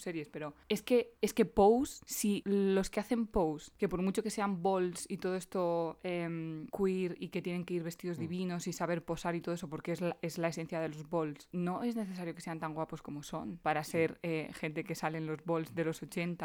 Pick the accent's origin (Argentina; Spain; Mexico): Spain; soy una chica española, blanca, normal y corriente